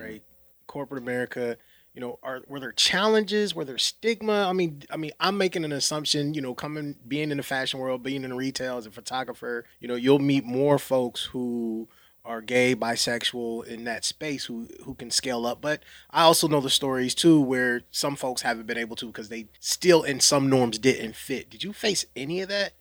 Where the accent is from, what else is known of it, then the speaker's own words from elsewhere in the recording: the North, United States; growing up in the North